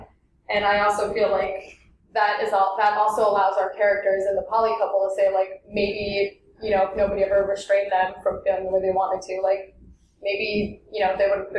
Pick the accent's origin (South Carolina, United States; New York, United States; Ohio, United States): New York, United States; I grew up in New York